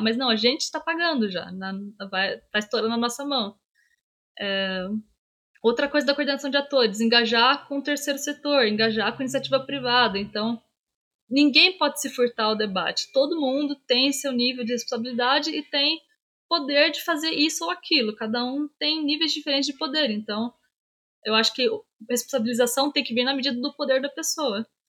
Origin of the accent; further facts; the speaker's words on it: Minas Gerais, Brazil; eu sou mineira